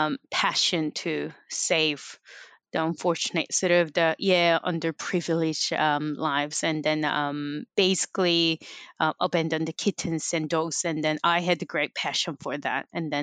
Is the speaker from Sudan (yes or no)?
no; Canada; moved away as an adult; Well, I came from Canada and I didn't have any family. So basically I came here by myself to study.